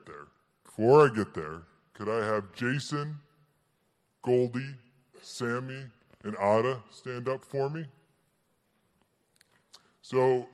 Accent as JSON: {"language": "English", "town": "Paris", "region": "Île-de-France", "country": "France", "said": "I'm from Paris."}